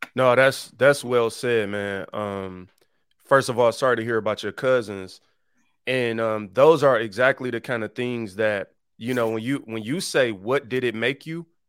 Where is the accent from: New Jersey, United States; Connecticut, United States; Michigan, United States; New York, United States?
Michigan, United States; Detroit; I'm from the east side